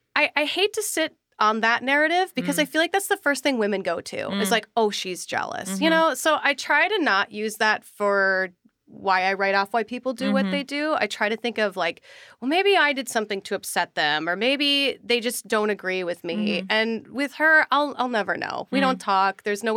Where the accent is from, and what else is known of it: Minnesota, United States; born or raised there